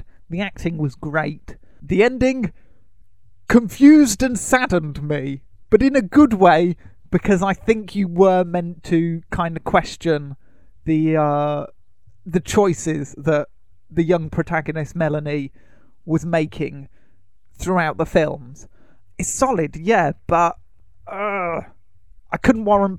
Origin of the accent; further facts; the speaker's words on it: United Kingdom; we are British and we love tea